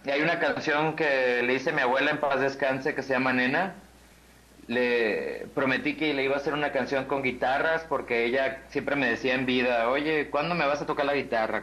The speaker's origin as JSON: {"language": "Spanish", "town": "Guadalajara", "region": "Jalisco", "country": "Mexico", "moved": "yes", "lives_now": "Mexico City, Mexico", "said": "Yo soy de acá de Guadalajara, pero vivo allá"}